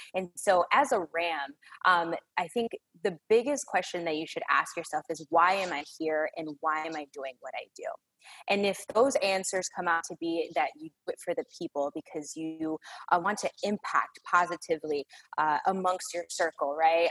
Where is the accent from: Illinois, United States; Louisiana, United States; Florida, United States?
Illinois, United States; Chicago; moved away as an adult; now in Dallas-Fort Worth, United States; I was born and raised in the Chicagoland area